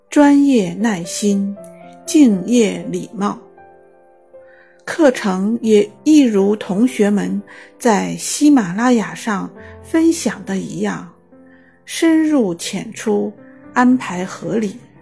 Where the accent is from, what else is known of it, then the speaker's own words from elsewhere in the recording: Xiamen, Fujian, China; 我来自厦门，是一名建筑行业从业者